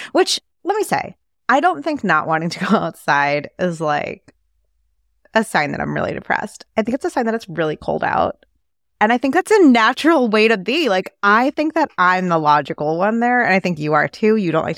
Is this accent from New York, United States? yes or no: yes; New York City, New York, United States; I grew up in New York City.